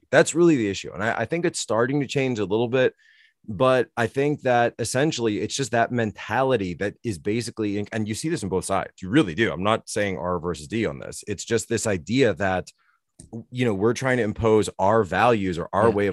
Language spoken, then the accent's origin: English; Northeast, United States; At least for me, growing up in the Northeast, you know, and looking at uh, the sort of deindustrialization that's going on.